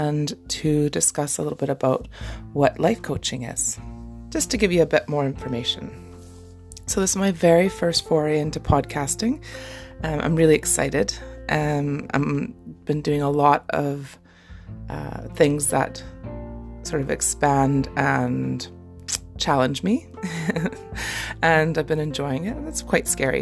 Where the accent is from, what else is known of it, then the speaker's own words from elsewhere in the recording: Canada; now in Scotland, United Kingdom; I am a Canadian mama living in Scotland